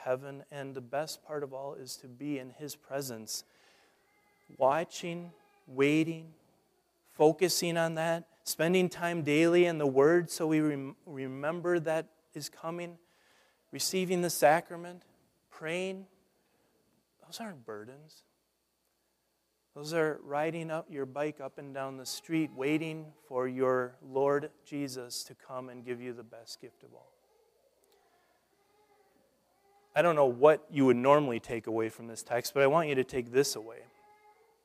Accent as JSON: {"language": "English", "region": "Nebraska", "country": "United States", "tie": "born or raised there", "said": "growing up in Nebraska"}